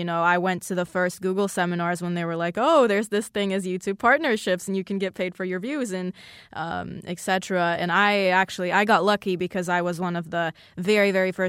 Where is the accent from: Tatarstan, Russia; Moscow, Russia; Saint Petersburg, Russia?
Moscow, Russia; English is a second language; also born or lived in Cyprus / Switzerland; I grew up in Moscow, but I lived in Cyprus and Switzerland and a lot of places.